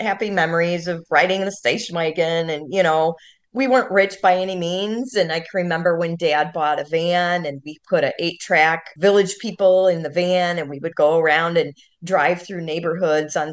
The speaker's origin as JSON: {"language": "English", "country": "United States", "tie": "born or raised there", "said": "we grew up and we're from the Quad Cities, and it's on the border of Iowa and Illinois"}